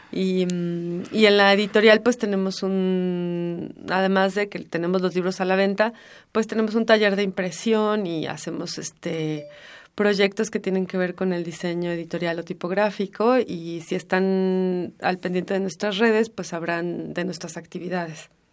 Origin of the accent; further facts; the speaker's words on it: Mexico City, Mexico; pienso en Donceles como un lugar en el que, en el que crecí, corrí